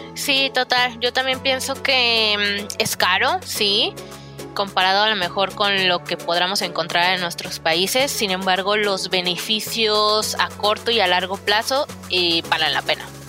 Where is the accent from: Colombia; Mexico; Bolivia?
Mexico; Guadalajara, Jalisco; moved away as an adult; now in Canada; yo soy de Guadalajara